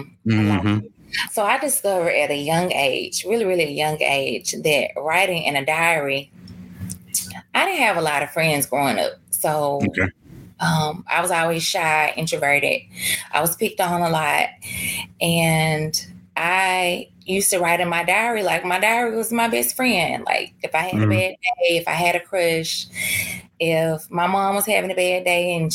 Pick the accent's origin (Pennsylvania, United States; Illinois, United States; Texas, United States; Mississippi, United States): Mississippi, United States; now in Ridgeland, United States; I grew up in Vane, Mississippi